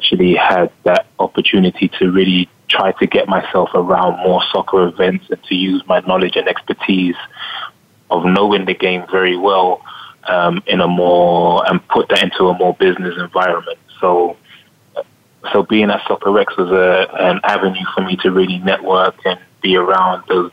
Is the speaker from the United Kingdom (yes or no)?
yes; London, United Kingdom; I grew up in Northwest London.